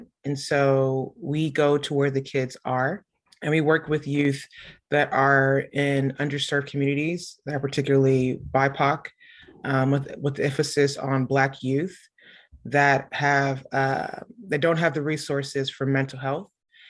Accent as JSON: {"language": "English", "town": "Houston", "region": "Texas", "country": "United States", "tie": "born or raised there", "said": "So I'm a native Houstonian, born and raised. Yep. I grew up in A-Leaf. So I'm from the SWAT."}